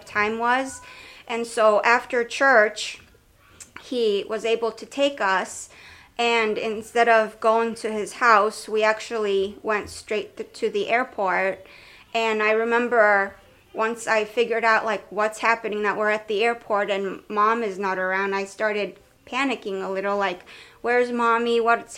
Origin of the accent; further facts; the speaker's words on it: Romania; now in United States; I'm originally from Romania